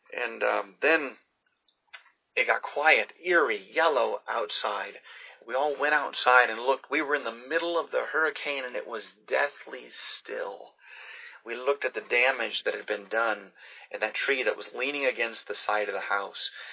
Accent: Pensacola, Florida, United States; I grew up in Pensacola

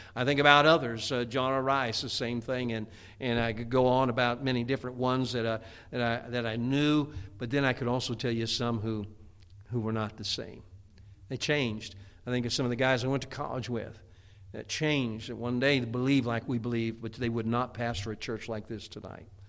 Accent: United States; moved away; I grew up in Chicagoland area, and, uh, which is right between where I lived was between Chicago and Gary, Indiana

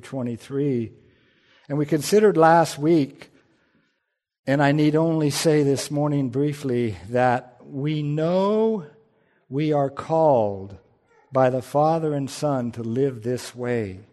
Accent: United States; I'm an American

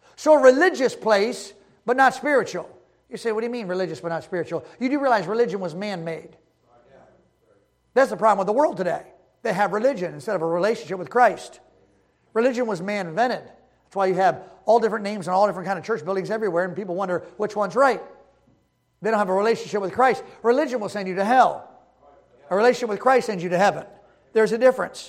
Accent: Baltimore, Maryland, United States; moved away; I was raised in Baltimore, and we moved out of Baltimore in 2003

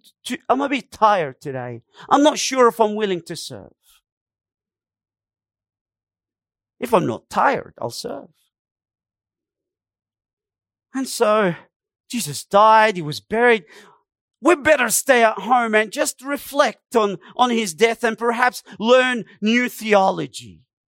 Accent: Egypt; I come from Egypt. We do the same thing. We give them numbers. We don't give them names.

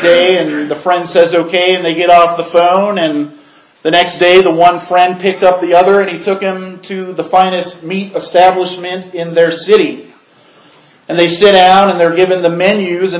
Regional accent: Portage, Michigan, United States; I grew up in Portage, Michigan, near Kalamazoo

